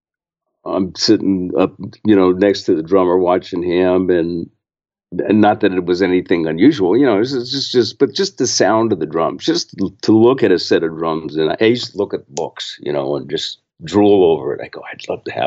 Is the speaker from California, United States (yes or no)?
yes; San Francisco Bay Area, California, United States; I grew up in the San Francisco Bay Area